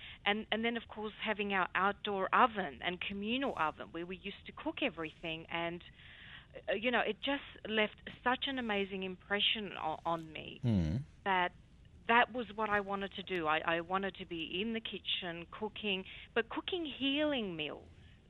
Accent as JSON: {"language": "English", "town": "Psara", "region": "North Aegean", "country": "Greece", "tie": "born or raised there", "said": "a very, very young girl growing up on the Greek island of Psara with my grandmother"}